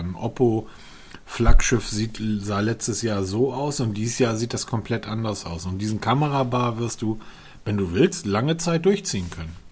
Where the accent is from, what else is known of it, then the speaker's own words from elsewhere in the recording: Hamburg, Germany; ich bin ja Norddeutscher, Hamburger